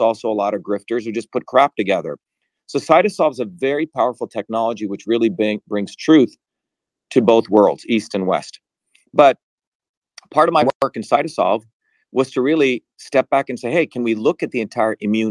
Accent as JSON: {"language": "English", "town": "Mumbai", "region": "Maharashtra", "country": "India", "tie": "born or raised there", "also_born_or_lived": "New Jersey", "moved": "yes"}